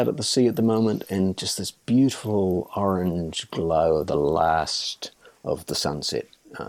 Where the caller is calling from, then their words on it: Paekakariki, Wellington, New Zealand; So I'm calling in from a little village called Paikakariki in New Zealand, which is just north of Welling.